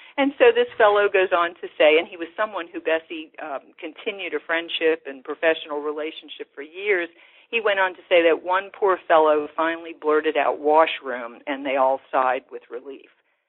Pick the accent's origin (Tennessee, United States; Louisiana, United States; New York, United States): Louisiana, United States; New Orleans; as I knew them growing up in New Orleans.